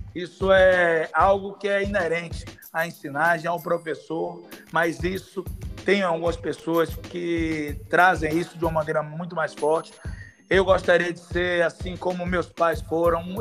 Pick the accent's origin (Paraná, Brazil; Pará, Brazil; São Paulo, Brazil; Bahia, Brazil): Bahia, Brazil; São Sebastião do Passé; São Sebastião é uma cidade do meu coração, onde eu me criei, onde eu cidade de infância